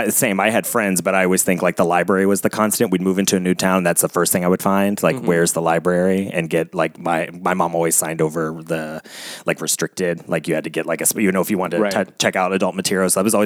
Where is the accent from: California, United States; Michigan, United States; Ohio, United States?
Ohio, United States; Cincinnati; I'm from Cincinnati originally.